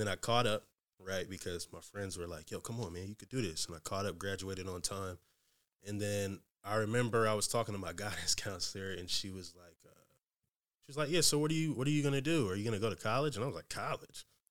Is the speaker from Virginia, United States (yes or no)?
yes; Newport News, Virginia, United States; moved away as an adult; now in Seattle, United States; I'm from Newport News, Virginia.